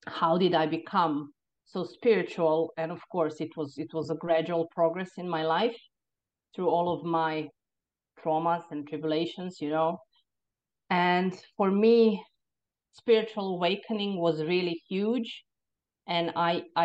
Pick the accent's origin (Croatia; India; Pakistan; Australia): Croatia; moved away as an adult; now in Ireland; I was born in Croatia. And in the time when I was born in the 70s, Croatia was still part of Yugoslavia